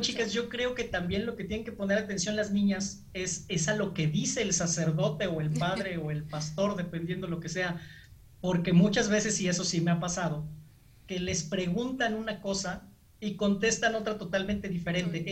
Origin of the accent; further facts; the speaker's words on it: Mexico; nosotros que somos mexicanos